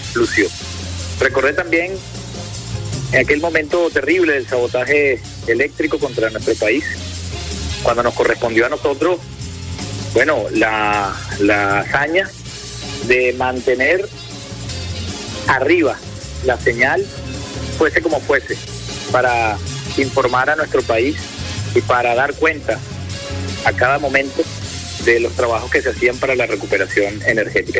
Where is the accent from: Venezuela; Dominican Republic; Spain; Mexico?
Venezuela; lo que somos los venezolanos y las venezolanas